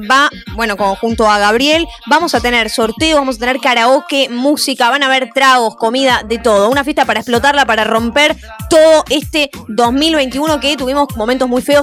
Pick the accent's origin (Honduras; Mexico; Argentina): Argentina; Buenos Aires; De Flores. Ahí nomás estoy.